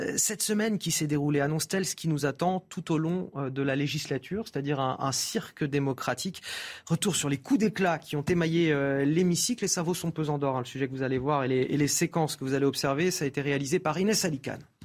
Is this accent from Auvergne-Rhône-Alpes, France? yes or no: no; Paris, Île-de-France, France; en tant que Parisien